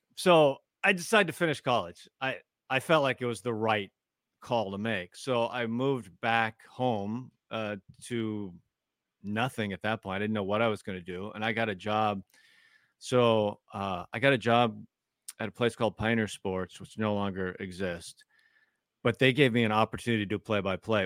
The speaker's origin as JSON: {"language": "English", "town": "Tacoma", "region": "Washington", "country": "United States", "tie": "born or raised there", "said": "I grew up in Tacoma, not too far from the Mariners"}